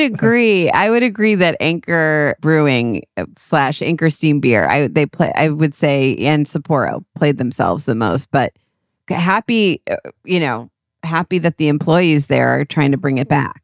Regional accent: Cleveland, Ohio, United States; accent: flat A's; also born or lived in New York, New York; now in Los Angeles, United States; We're from Cleveland

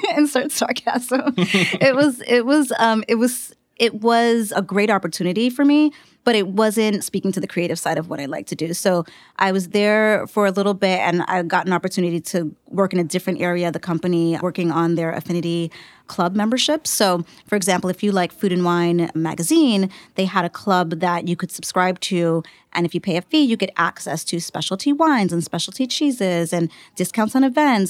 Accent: New York City, New York, United States; I grew up in the Bronx

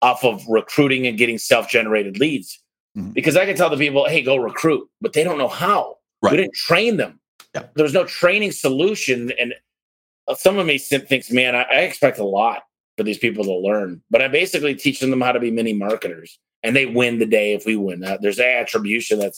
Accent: Detroit, Michigan, United States; now in Arizona, United States; I live in Arizona, I'm from Detroit

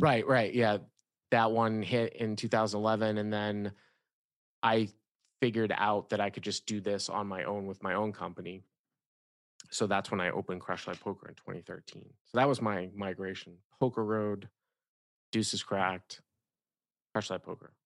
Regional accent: Boston, Massachusetts, United States; moved away as an adult; also born or lived in Syracuse, New York / Los Angeles, California; The Boston area, Massachusetts

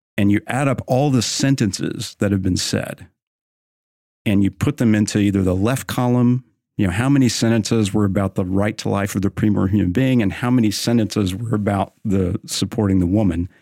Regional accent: Oklahoma, United States; now in Texas, United States; I'm from Oklahoma. I live in Texas

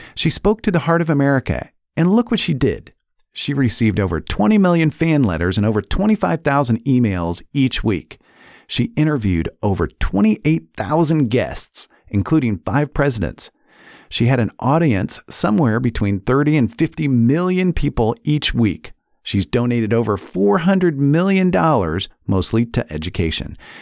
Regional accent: Indianapolis, Indiana, United States; I was born and raised in Indianapolis

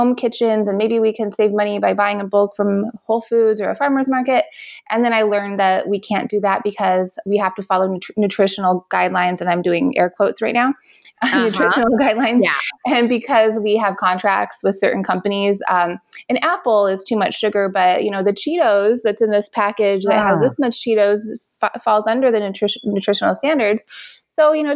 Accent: Las Vegas, Nevada, United States; I was born and raised here in Las Vegas, and I went to eight different CCSD schools

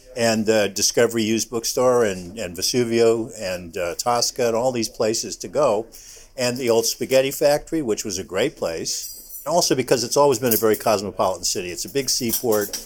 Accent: San Francisco, California, United States; I grew up in San Francisco, so maybe I should, I, we moved there when I was in first grade.

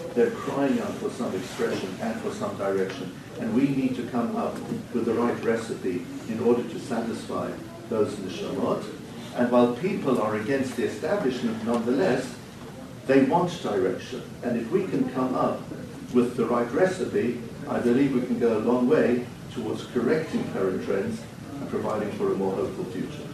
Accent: Cape Town, Western Cape, South Africa; as a 10-year-old child in South Africa, growing up in Cape Town

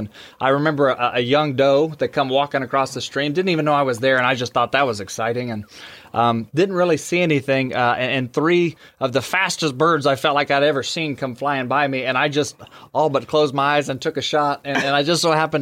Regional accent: Wichita, Kansas, United States; now in Birch Tree, United States; I was born in Wichita, Kansas, which is a lot bigger community

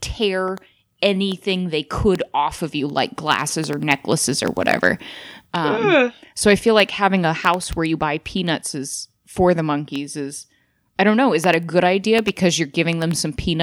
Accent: Spokane, Washington, United States; 80s and 90s babies growing up in Spokane

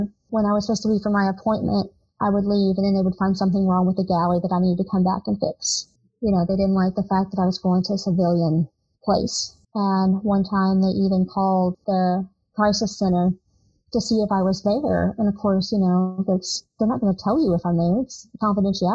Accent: Southern, United States; accent: crazy Southern; moved away as an adult; I'm from a small town. Of course, my accent was crazy Southern.

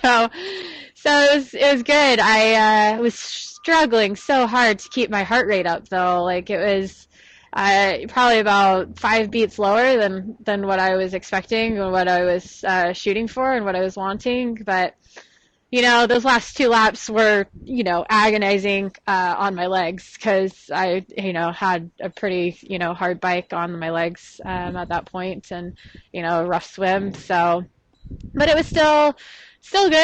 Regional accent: Texas, United States; I'm from Texas. My parents live close

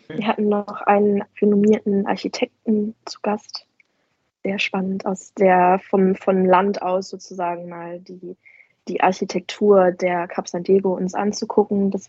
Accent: Hamburg, Germany; born there; als geborene Hamburgerin einfach sehr nah, eng verbunden mit dem Hafen aufgewachsen. Früher schon ganz früh morgens auf den Fischmarkt gefahren

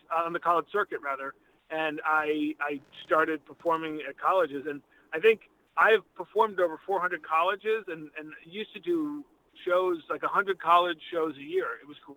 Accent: Boston, Massachusetts, United States; also born or lived in Richmond, Massachusetts / Los Angeles; I grew up in Western Massachusetts, not far from you, in a little town called Richmond. And then we moved to the Boston area in the late 70s.

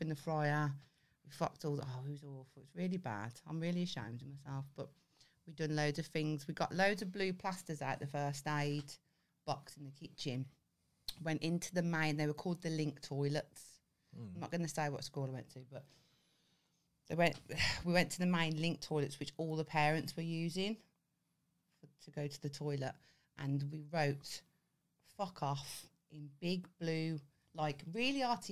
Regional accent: Birmingham, West Midlands, United Kingdom; growing up in Birmingham

